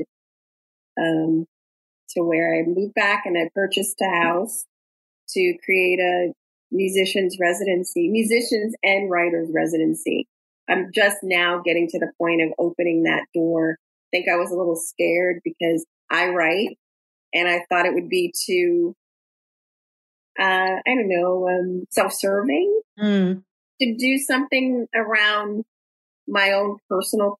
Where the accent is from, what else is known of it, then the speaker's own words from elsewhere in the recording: New Orleans, Louisiana, United States; moved away as an adult; I grew up in Gentilly, about a mile from where I am living now on Esplanade Avenue. I grew up in New Orleans